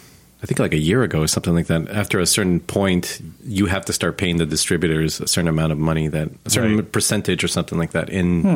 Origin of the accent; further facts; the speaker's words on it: Guadalajara, Jalisco, Mexico; moved away as an adult; also born or lived in New Jersey / San Diego; now in Texas, United States; I was born in Jersey and then raised in Guadalajara, Mexico. Mm-hmm. And when I was 20, I came back to finish off college in San Diego.